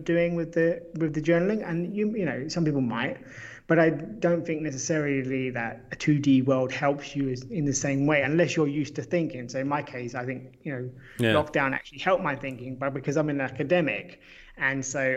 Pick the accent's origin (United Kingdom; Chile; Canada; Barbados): United Kingdom; I'm British